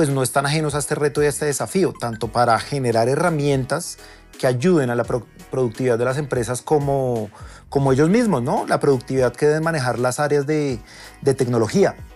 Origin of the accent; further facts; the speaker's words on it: Medellín, Antioquia, Colombia; Sí, colombianísimo.